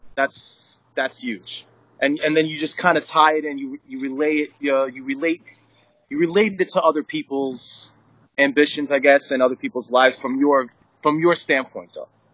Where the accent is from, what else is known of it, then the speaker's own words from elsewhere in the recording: New Jersey, United States; we all grew up in Jersey. I mean, I grew up in North Jersey